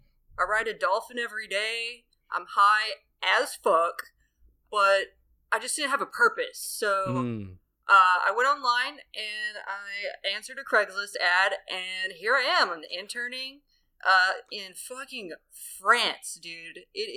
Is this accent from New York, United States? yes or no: no; California, United States; Yeah, I'm American and from California, and I was hitting those killer waves every day